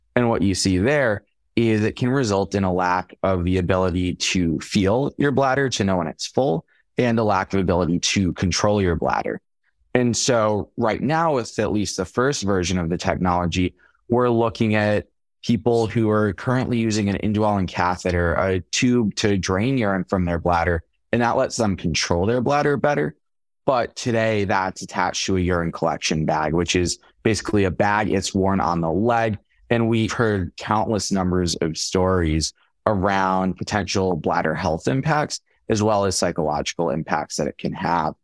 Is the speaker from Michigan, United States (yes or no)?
no; Long Island, New York, United States; moved away as an adult; also born or lived in Atlanta, Georgia; I'm originally from Long Island, New York